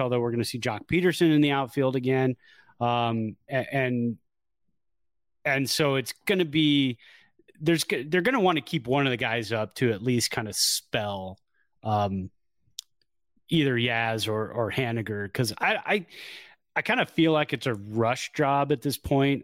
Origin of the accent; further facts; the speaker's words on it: Bay Area, California, United States; also born or lived in Chico; I came from the Bay Area, went up there. Then when I got home, I felt like, okay, this is the melting pot that I grew up